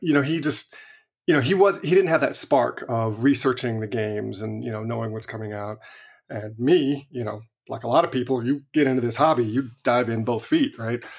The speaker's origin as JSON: {"language": "English", "town": "Visalia", "region": "California", "country": "United States", "tie": "born or raised there", "moved": "yes", "said": "I grew up in Visalia"}